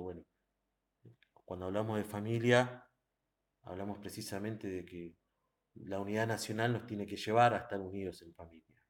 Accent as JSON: {"language": "Spanish", "country": "Argentina", "said": "nosotros como argentinos"}